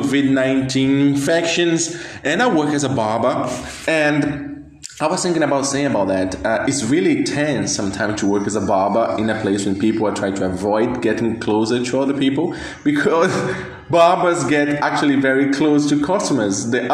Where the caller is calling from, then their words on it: Brazil; I'm speaking from Brazil, as I said.